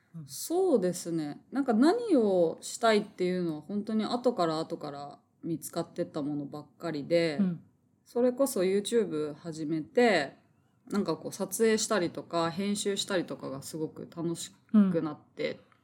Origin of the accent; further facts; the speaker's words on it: Tokyo, Japan; 東京育ち東京出身で、はい、東京に実家があるような感じなので